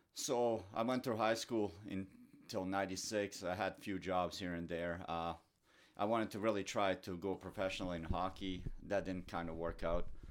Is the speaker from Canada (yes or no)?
no; Doboj, Republika Srpska, Bosnia & Herzegovina; English is a second language; moved away; I grew up, uh, in small town Doboj, which is northern, northern Bosnia